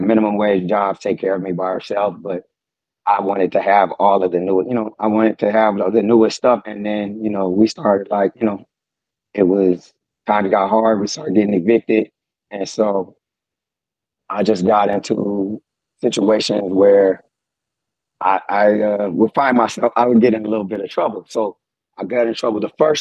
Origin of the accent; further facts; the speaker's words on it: San Diego, California, United States; I grew up in Southeast San Diego, California, 619.